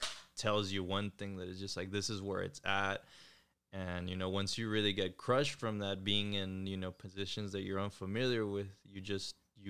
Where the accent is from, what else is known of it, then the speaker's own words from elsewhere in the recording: Florida, United States; I'm from Florida.